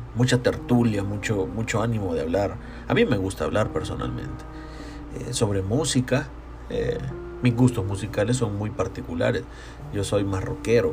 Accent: San Salvador, El Salvador; yo soy de San Salvador

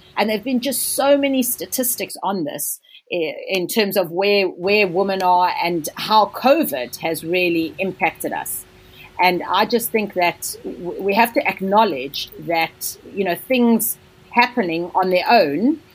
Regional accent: South Africa; also born or lived in India; now in London, United Kingdom; I'm South African. So, I come from a country where there is massive income inequalities.

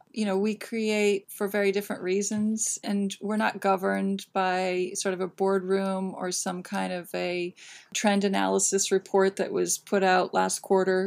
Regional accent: Northern California, United States; moved away as an adult; now in New York City, United States; born and raised in California

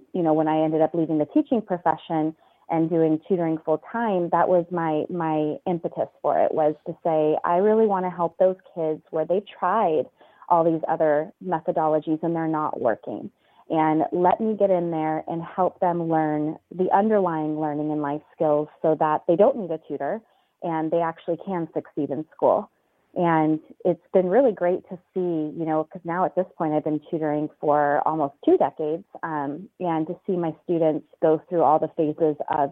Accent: California, United States; moved away as an adult; now in Chicago, United States; I am originally from California

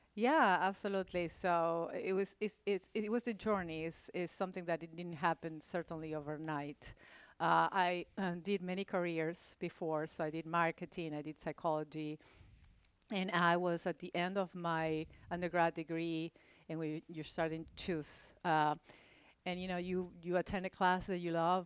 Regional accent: Buenos Aires, Argentina; also born or lived in Louisville, Kentucky; now in Houston, United States; I grew up in Argentina, in Buenos Aires

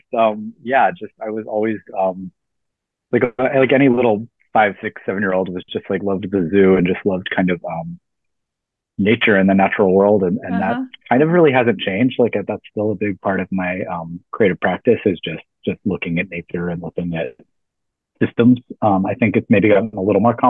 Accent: Tucson, Arizona, United States; now in Brooklyn, United States; I'm originally from Tucson, Arizona in the Southwest, about 45 minutes from the Mexico border

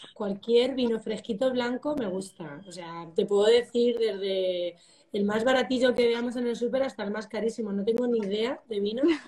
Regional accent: El Carpio de Tajo, Castilla-La Mancha, Spain; soy de pueblo, pueblo, me encanta mi pueblo

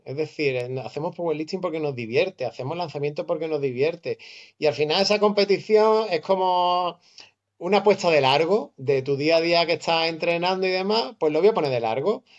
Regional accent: Málaga, Andalusia, Spain; vivo en Málaga, nacido en Málaga, de madre argentina

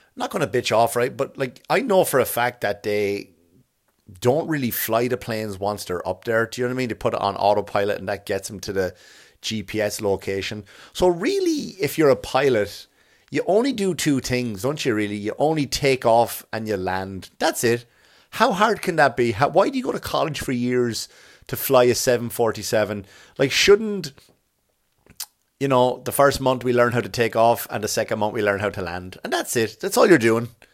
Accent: Enniscorthy, Leinster, Ireland; my hometown

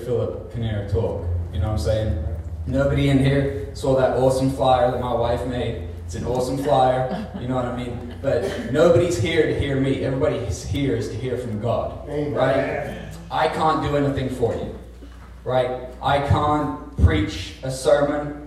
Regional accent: Felicity, Ohio, United States; also born or lived in Ipswich, England; I was raised in a tiny little farm town called Felicity on the east

